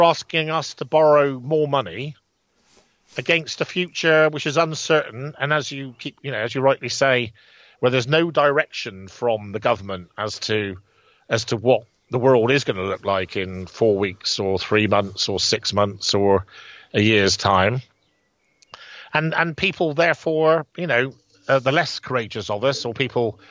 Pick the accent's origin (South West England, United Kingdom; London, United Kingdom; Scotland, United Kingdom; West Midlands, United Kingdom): South West England, United Kingdom; Bridgwater; let's say there's 50 pubs in Bridgewater, for instance, you know, my hometown